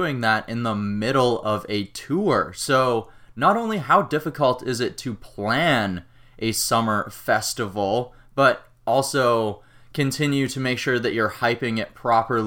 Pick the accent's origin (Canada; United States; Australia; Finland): Canada; as a Canadian